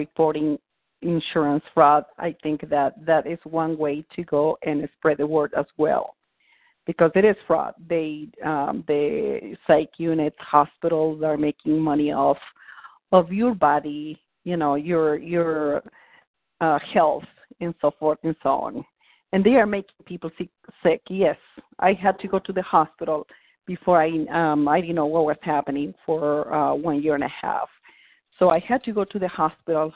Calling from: Arizona, United States; I'm calling from Arizona

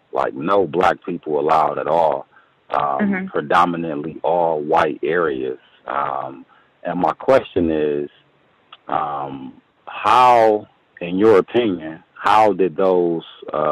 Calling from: Milwaukee, Wisconsin, United States; I'm actually calling from Milwaukee, Wisconsin, and I just had one question.

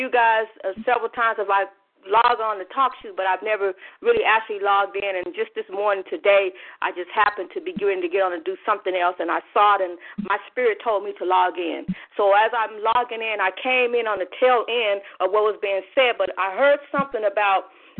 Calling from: Phoenix, Arizona, United States; I'm logging in from Hot Phoenix, Arizona.

